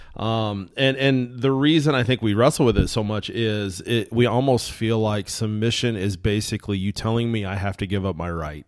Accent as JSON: {"language": "English", "country": "United States", "said": "I'm American"}